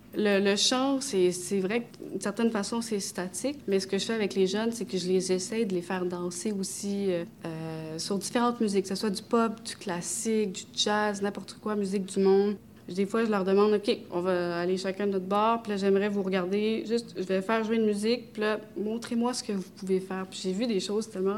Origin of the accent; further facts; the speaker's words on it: Quebec, Canada; also born or lived in Romania; Je suis née en Roumanie. Je suis roumaine d'origine turque, adoptée par euh, des parents québécois